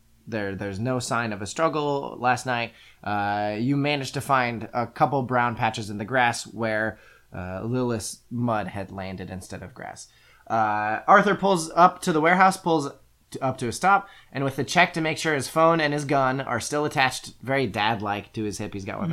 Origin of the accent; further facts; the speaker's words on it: Ireland; Believe me … I'm Irish, so I know a thing about potatoes.